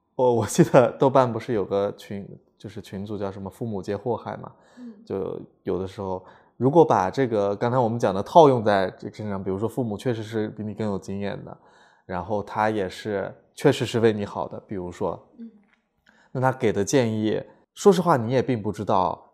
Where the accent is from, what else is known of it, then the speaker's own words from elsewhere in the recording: Lanzhou, Gansu, China; moved away; 家籍贯是南方人，但嗯是实际上我是在兰州出生长大的嘛哦是在兰州对出生的